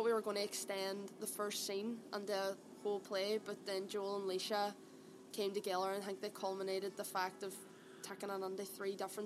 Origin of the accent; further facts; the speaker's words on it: Derry, Northern Ireland, United Kingdom; accent: Derry; my Derry accent